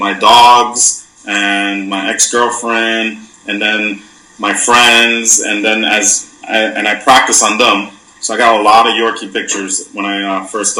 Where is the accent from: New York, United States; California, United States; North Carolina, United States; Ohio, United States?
New York, United States; New York City; moved away as an adult; also born or lived in Orlando, Florida / Houston, Texas; now in Miami, United States; I'm originally from Brooklyn, New York City, born and raised